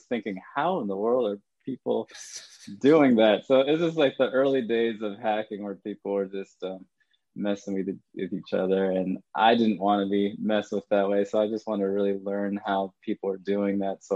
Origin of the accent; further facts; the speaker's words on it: Ithaca, New York, United States; moved away as an adult; now in Raleigh, United States; originally from upstate New York, Ithaca, New York. So grew up there, born and raised.